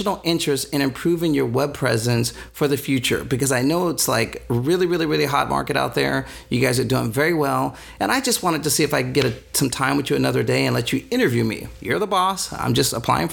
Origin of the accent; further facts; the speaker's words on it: San Diego, California, United States; I grew up here in San Diego.